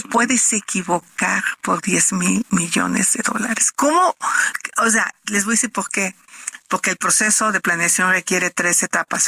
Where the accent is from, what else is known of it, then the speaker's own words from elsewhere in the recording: Tepatepec, Hidalgo, Mexico; Yo nací en Tepatepec, tengo este híbrido, pero también tengo derecho a decir, pues yo pertenezco aquí